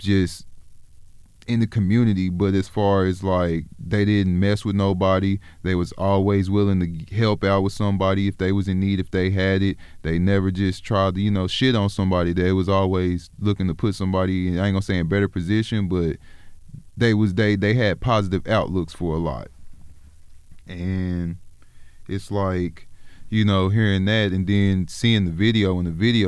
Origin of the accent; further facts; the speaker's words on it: Oklahoma, United States; also born or lived in South Central Los Angeles, California; I was raised in Oklahoma